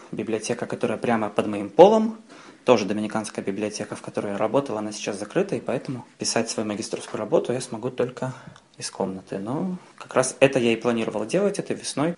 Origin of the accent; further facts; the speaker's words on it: Minsk, Belarus; moved away as an adult; now in Paris, France; я из Минска, из Беларуси. И я второй год живу сейчас в Париже